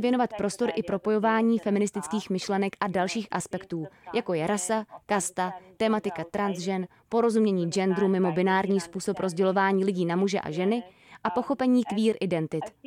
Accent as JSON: {"language": "Czech", "country": "India", "also_born_or_lived": "Mumbai", "said": "u nás v Indii"}